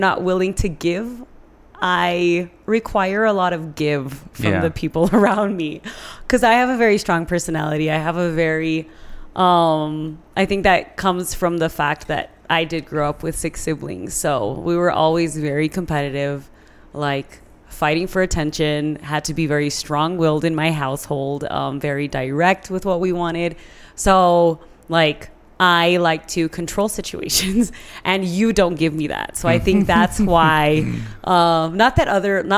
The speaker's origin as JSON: {"language": "English", "town": "San Elizario", "region": "Texas", "country": "United States", "tie": "born or raised there", "said": "I grew up in San Eli High School"}